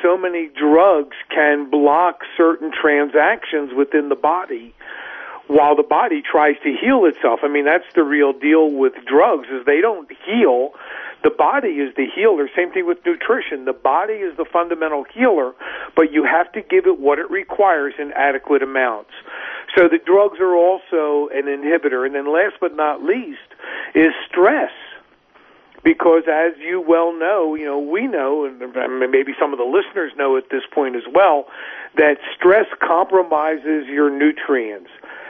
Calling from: New Mexico, United States; Actually, I'm not in Texas. I'm actually in New Mexico, but staying in touch with the family in Texas.

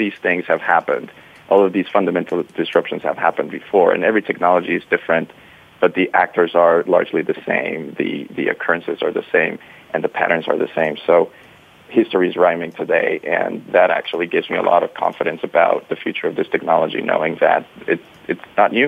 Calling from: Tallinn, Harju County, Estonia; I am in Tallinn, Estonia, where it's very dark and snowy.

